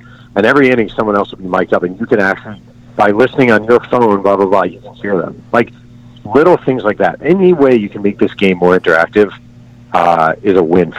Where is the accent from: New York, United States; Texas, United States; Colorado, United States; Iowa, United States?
New York, United States; moved away as an adult; now in Southern California, United States; I'm a New Yorker